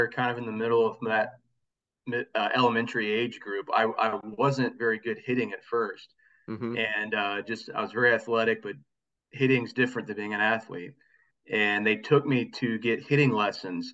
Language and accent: English; Kansas, United States; now in Springfield, United States; I grew up in Kansas, and that is more Royals country